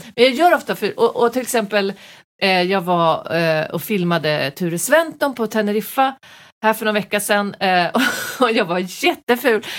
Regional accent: Västerås, Västmanland, Sweden; jag är ju från Veås

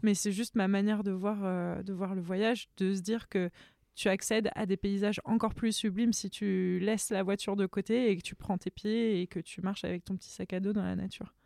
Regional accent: France; I'm a French photographer

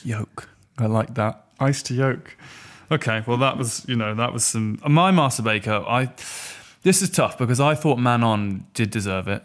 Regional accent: Norfolk, East of England, United Kingdom; I'm from Norfolk

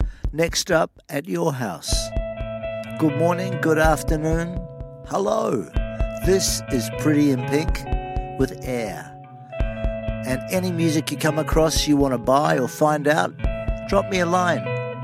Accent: Sydney, New South Wales, Australia; back to Sydney, my hometown.

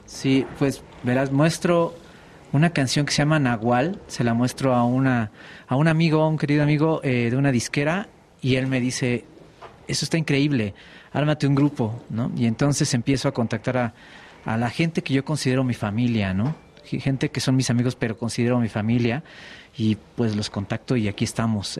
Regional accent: Mexico City, Mexico; Sí, nacimos en la Ciudad de México.

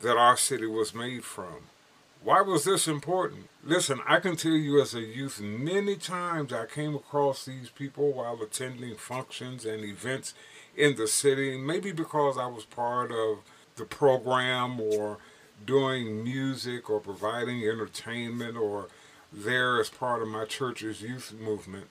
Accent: Gary, Indiana, United States; Growing up in Gary, Indiana, I learned a lot about my city, my surroundings

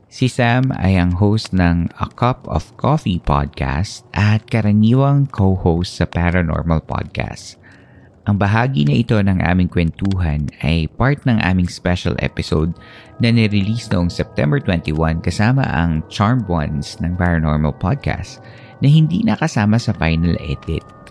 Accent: Philippines; now in United States; my experiences as a Filipino immigrant in the United States

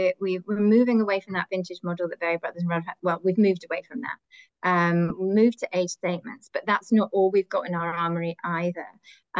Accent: Glasgow, Scotland, United Kingdom; And I grew up in Scotland. I know I don't sound like it, but I did grow up from the age of 10 in Glasgow. So I am, you know, a proper Glaswegian by heart

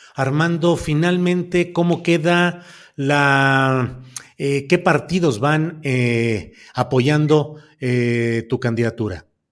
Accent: Coahuila, Mexico; moved away; also born or lived in San Luis Potosí; yo nací en Coahuila, pero mi credencial está en San Luis Potosí. Y ahí viví

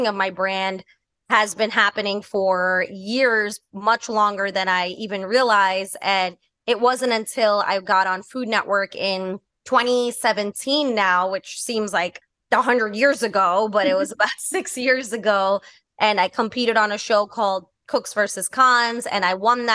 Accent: New York City, New York, United States; I grew up in New York City

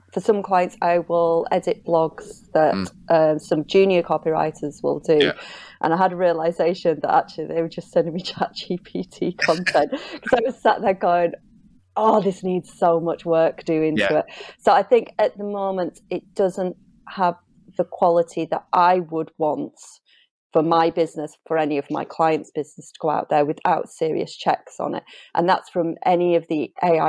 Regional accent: Yorkshire and the Humber, United Kingdom; accent: Yorkshire; my Yorkshire accent

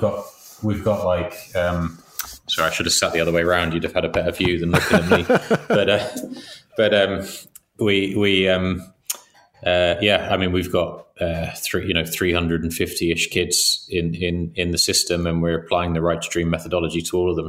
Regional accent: England, United Kingdom; we grew up in England

